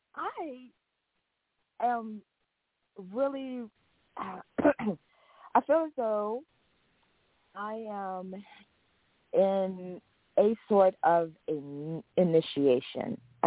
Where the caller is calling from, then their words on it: Los Angeles, California, United States; Oh, greetings, Miss Blue. … from Los Angeles.